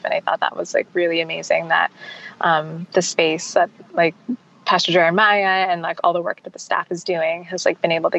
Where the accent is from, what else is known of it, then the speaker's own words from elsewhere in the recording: United States; we're American